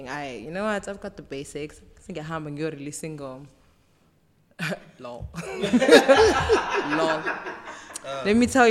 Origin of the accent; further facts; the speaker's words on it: Umlazi, KwaZulu-Natal, South Africa; also born or lived in Eastern Cape; Tomboy from Umlazi, born and raised